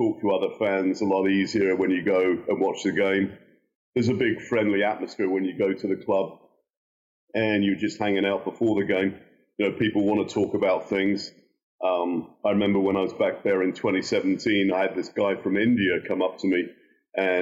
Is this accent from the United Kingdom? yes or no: yes; Southampton, South East England, United Kingdom; now in United States; born and bred in Southampton